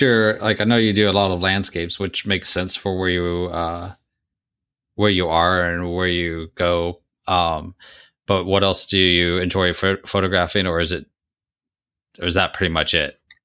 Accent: Missouri, United States; moved away; I grew up in Missouri

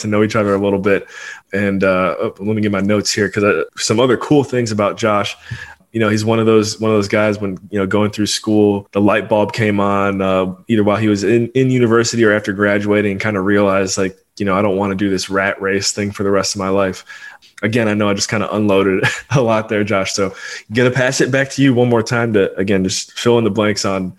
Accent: Rockville, Maryland, United States; also born or lived in Washington, D.C.; Born and raised in Rockville, Maryland. That's the DMV for all of my Washington, D.C. relatives out there.

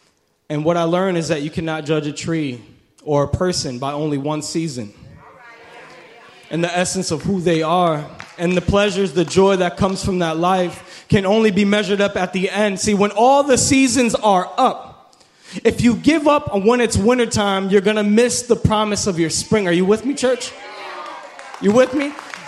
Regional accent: New York, United States; now in Orlando, United States; Listen, when I moved to Orlando from New York, I thought that was the country. I thought Orlando was the country.

